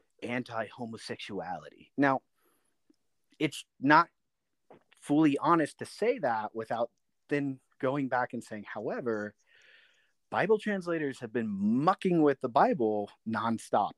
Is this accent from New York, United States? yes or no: no; Silicon Valley, California, United States; moved away; also born or lived in Illinois / East Coast; I grew up in the Silicon Valley